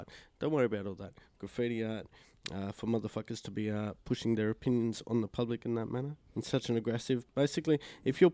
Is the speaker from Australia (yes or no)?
yes; Sydney, New South Wales, Australia; growing up in Sydney